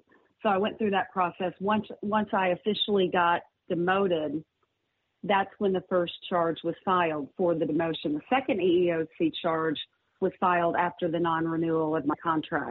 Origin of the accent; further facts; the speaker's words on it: Fayetteville, Arkansas, United States; It was in my hometown.